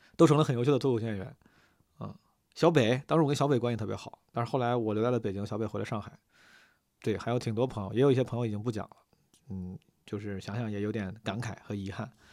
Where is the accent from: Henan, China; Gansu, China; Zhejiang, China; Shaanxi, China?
Henan, China; Zhengzhou; 从小在河南、在郑州